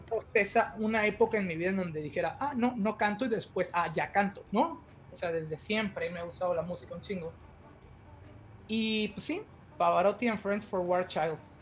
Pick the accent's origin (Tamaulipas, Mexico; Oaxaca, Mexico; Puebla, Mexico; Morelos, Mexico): Tamaulipas, Mexico; Tampico; moved away as an adult; now in Ontario, Canada; los dos somos de Tampico, ahí crecimos, ahí vivimos gran parte de nuestras vidas